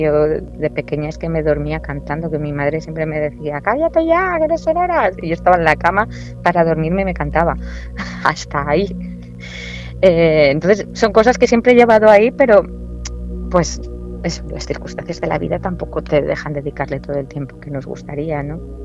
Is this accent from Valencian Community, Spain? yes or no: yes; Valencian Community, Spain; also born or lived in Murcia / Granada; Yo siempre digo que soy murciana de nacimiento, valenciana de adopción y granaína de corazón.